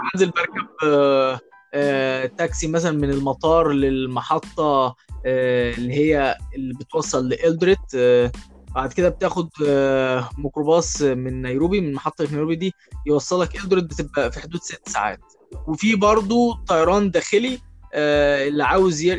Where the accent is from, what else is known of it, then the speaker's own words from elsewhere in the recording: Egypt; احنا كلنا يعني كمصريين